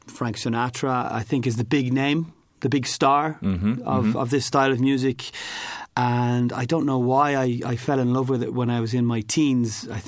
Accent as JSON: {"language": "English", "country": "Ireland", "moved": "as an adult", "lives_now": "Poznań, Poland"}